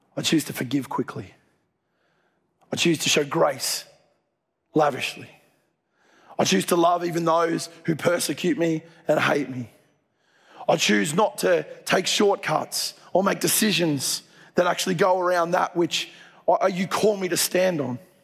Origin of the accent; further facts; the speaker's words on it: Dubbo, New South Wales, Australia; moved away; I grew up in Dubbo